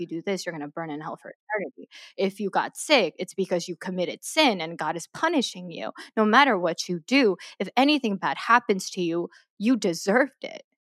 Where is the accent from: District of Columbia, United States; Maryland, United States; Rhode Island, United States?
Maryland, United States; also born or lived in South Korea; I was born in Korea, my family, uh, my mom, dad, and my older sister, we immigrated to Maryland, um, when I was six, seven years old